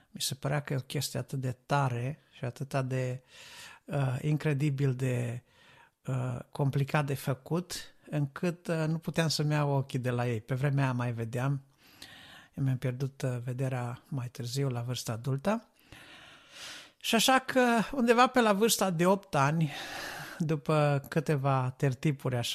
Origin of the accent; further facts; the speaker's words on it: Reșița, Caraș-Severin County, Romania; now in United Kingdom; Eu locuiesc în Marea Britanie acum, dar uh, am plecat de la Reșița, ca să spun așa, în urmă cu vreo 10 ani